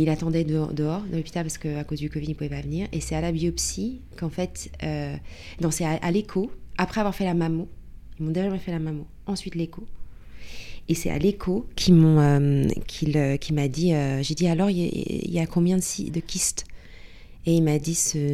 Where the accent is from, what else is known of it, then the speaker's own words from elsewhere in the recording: Paris, Île-de-France, France; moved away as an adult; now in London, United Kingdom; à la base, je suis parisienne